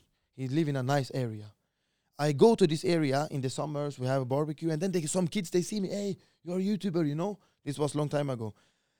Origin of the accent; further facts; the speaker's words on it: Sweden; I'm from the best neighborhood in all of Sweden. Like, it's super strong, bro. Like, the older ones in the neighborhood, it's like more or less like a favela, you know? The criminal guys, they are controlling the neighborhood, you know?